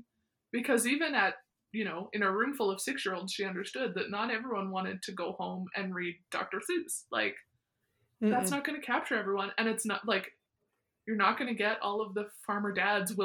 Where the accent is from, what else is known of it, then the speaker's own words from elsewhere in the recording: near Weyburn / Estevan, Saskatchewan, Canada; growing up near Weyburn Nestavan